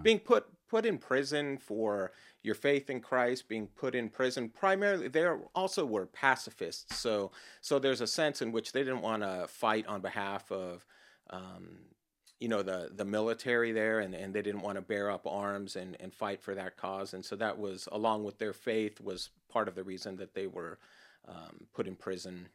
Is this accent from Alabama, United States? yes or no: no; Los Angeles, California, United States; I grew up in Southern California in the Los Angeles area